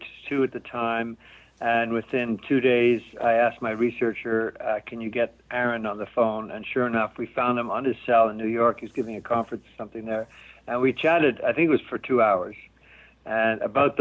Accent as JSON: {"language": "English", "region": "Quebec", "country": "Canada", "tie": "born or raised there", "said": "growing up in Quebec"}